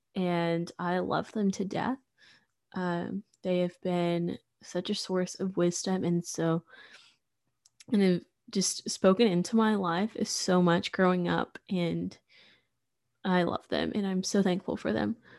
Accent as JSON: {"language": "English", "town": "Sulphur Springs", "region": "Texas", "country": "United States", "also_born_or_lived": "Waco", "said": "I'm from Sulphur Springs, which is super small, um, East Texas"}